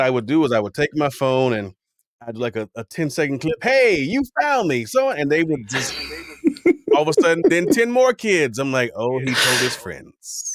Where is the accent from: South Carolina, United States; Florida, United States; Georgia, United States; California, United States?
Florida, United States; Miami; growing up in Miami